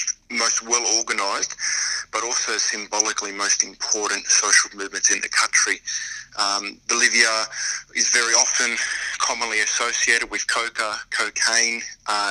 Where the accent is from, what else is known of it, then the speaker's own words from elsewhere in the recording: Australia; also born or lived in Argentina; I was born in Argentina, although I grew up here in Australia